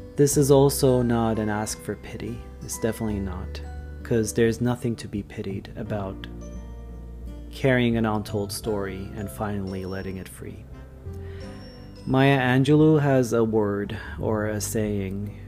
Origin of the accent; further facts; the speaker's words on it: Istanbul, Turkey; Ataköy, which is the place that I'm from